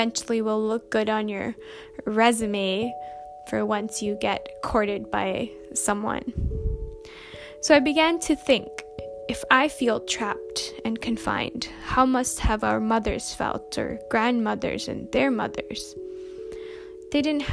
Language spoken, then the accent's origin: English; Winnipeg, Manitoba, Canada; moved away as an adult; now in United Kingdom; I am currently living and studying in the UK, but I'm from Winnipeg, Manitoba, Canada